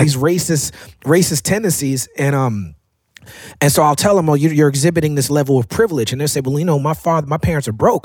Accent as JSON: {"language": "English", "town": "New York City", "region": "New York", "country": "United States", "tie": "born or raised there", "said": "I grew up in Park Slope, Brooklyn as a black man"}